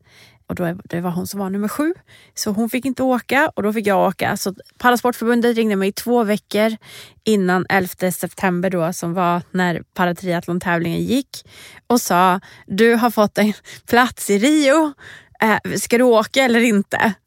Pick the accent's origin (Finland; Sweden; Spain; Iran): Sweden; jag var ju första svensk och fortfarande enda svensk som har fått representera vårt land